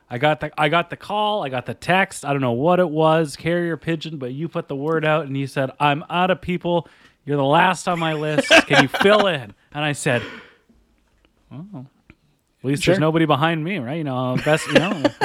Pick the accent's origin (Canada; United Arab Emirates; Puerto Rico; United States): Canada; Calgary, Alberta; I grew up in Calgary for a bit